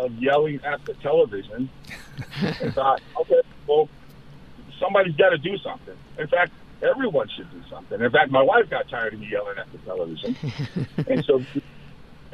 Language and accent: English; Southern California, United States; moved away as an adult; also born or lived in Sacramento, California; I grew up in Southern California